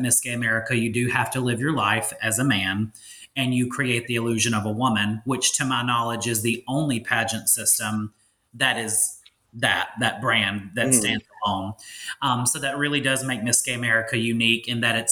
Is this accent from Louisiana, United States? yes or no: yes; Monroe, Louisiana, United States; I'm 33 years old, where I live in Monroe, Louisiana, which is the original home of Delta Airlines